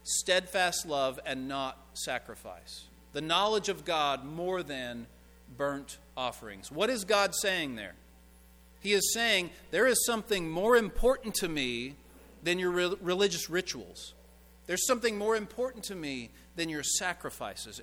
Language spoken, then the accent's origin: English; Owensboro, Kentucky, United States; my hometown of Owensboro, Kentucky